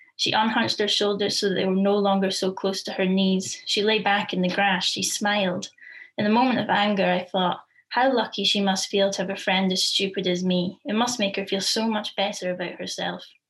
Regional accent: Forfar, Scotland, United Kingdom; my hometown of Forfar

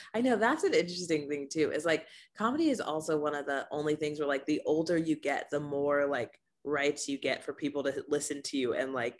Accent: Rancho Cucamonga, California, United States; Okay, Rancho Cucamonga, California.

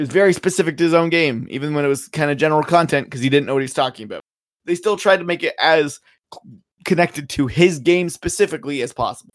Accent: Canada; I'm Canadian

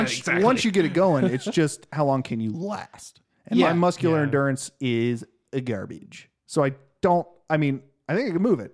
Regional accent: Lone Jack, Missouri, United States; growing up in Lone Jack, across in cow fields

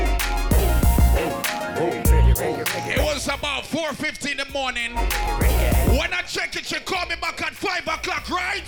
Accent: Trinidad & Tobago; I'm from Trinidad.

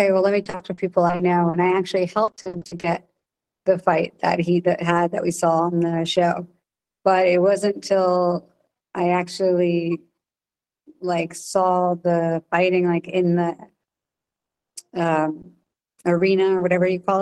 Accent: New Jersey, United States; I'm from New Jersey

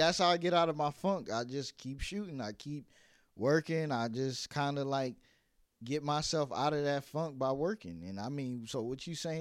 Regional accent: New York City, New York, United States; now in Atlanta, United States; I'm from Brooklyn

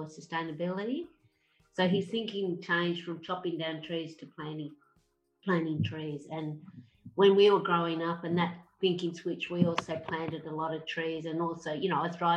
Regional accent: Wodonga, Victoria, Australia; I grew up in a place called Indigo Valley, which is not far from Yakandanda, at the foot of Mount Barranduna

